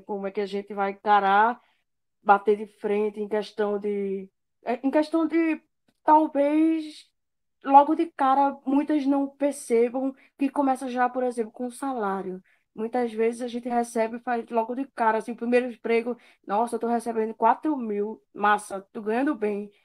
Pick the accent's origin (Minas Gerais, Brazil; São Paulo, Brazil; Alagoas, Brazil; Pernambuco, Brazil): Pernambuco, Brazil; Recife; moved away as an adult; now in João Pessoa, Brazil; Eu sou de Recife e agora eu morando em João Pessoa.